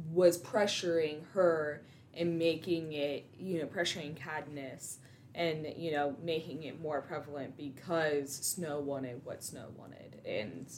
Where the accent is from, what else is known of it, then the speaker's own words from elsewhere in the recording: Ohio, United States; I'm from Ohio